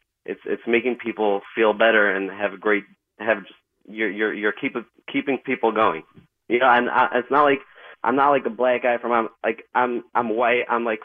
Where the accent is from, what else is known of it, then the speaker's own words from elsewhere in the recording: New Jersey, United States; And I'm from Monmouth County. I used to drive up to Sloan Kettering for about a year every day.